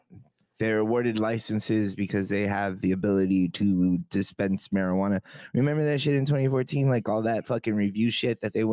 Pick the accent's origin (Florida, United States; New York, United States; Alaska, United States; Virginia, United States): Florida, United States; South; I grew up in South Florida.